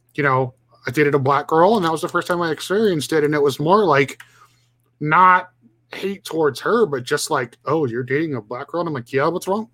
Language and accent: English; Watsonville, California, United States; I was actually born and raised in Watsonville.